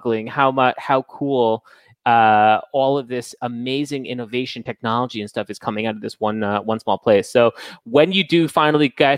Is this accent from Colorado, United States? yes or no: no; Fort Worth, Texas, United States; also born or lived in New Jersey / California; now in Tel Aviv, Israel; I'm from Fort Worth